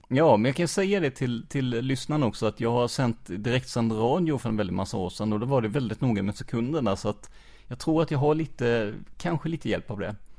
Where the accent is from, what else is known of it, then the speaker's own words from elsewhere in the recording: Rödeby, Blekinge, Sweden; also born or lived in Karlskrona; jag är ju uppvuxen i, i Rödeby